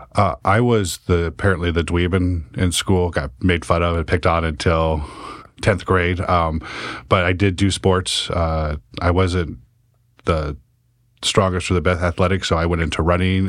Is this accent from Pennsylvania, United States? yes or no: no; Salem, Oregon, United States; born or raised there; also born or lived in Ontario, Oregon